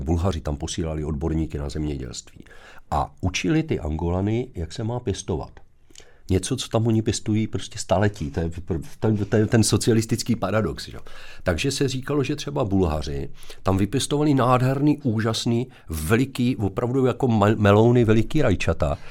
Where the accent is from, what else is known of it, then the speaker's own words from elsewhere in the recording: Zlín, Zlín Region, Czechia; když jsem se vrátil zpátky po, eh, promoci do Zlína, odkud pocházím